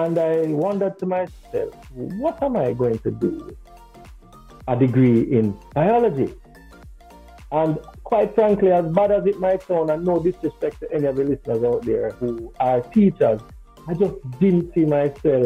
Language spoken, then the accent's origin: English; Kingston, Jamaica; I was born and raised here in Kingston, Jamaica.